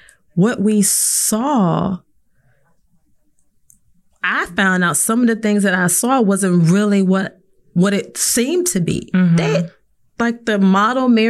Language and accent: English; South Carolina, United States; I'm from South Carolina